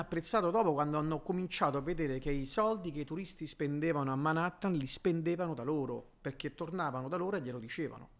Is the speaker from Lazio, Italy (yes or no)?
yes; Rome, Lazio, Italy; moved away as an adult; also born or lived in Miami / Brooklyn; io un romano